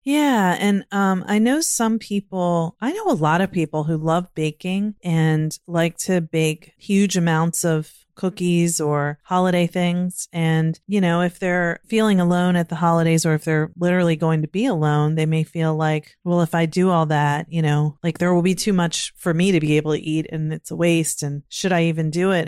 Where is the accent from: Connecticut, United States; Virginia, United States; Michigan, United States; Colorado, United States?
Virginia, United States; now in Maryland, United States; I grew up in Virginia and now living in Maryland